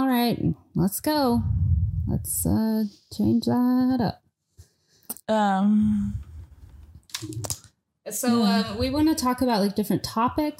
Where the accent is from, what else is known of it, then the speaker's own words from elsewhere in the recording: Monroe, Louisiana, United States; moved away as an adult; also born or lived in Portland; I was born in Monroe, Louisiana